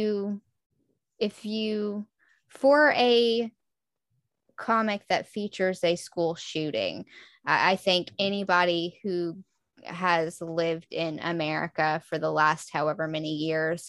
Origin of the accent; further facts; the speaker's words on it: Texas, United States; moved away as an adult; the culture I grew up in Texas